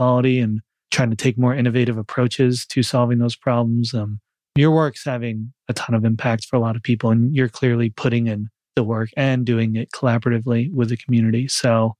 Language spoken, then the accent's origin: English; New York, United States; I'm from New York